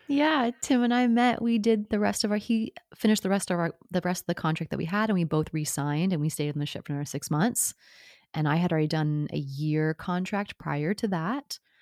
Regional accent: Oklahoma, United States; moved away as an adult; also born or lived in New York City; Oklahoma, you know, small town, grew up on a farm

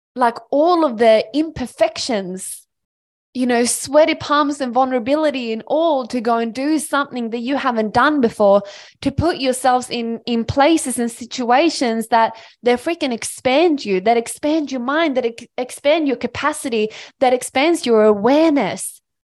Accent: Sweden; moved away as an adult; now in Australia; I am a small country girl from Sweden. I grew up in Sweden and I moved to Australia on my own when I was eighteen years old

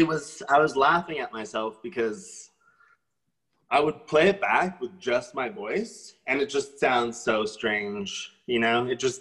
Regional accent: Hamilton, Ontario, Canada; I am from Hamilton, Ontario.

